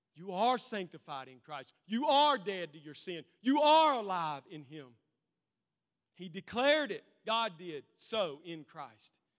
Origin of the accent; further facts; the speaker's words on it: United States; Because we're Americans. Because I'm an American